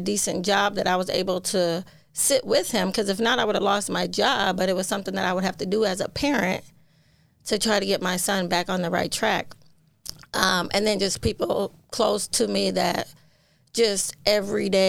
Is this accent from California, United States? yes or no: no; St. Paul, Minnesota, United States; I'm born and raised in St. Paul